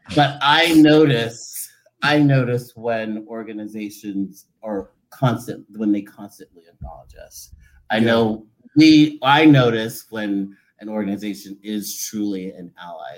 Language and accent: English; Charleston, South Carolina, United States; from Charleston, South Carolina